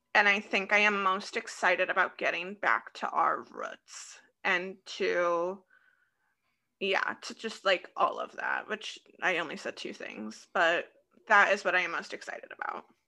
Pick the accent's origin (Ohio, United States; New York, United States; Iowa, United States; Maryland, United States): Iowa, United States; Des Moines; accent: Des Moines, Iowa; Midwest; my Des Moines, Iowa accent just really comes